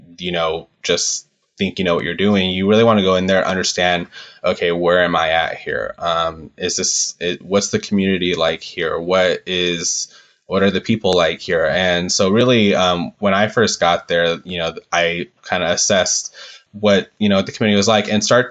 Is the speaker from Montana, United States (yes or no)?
no; Southern California, United States; I'm from Southern California and it wasn't far from where I grew up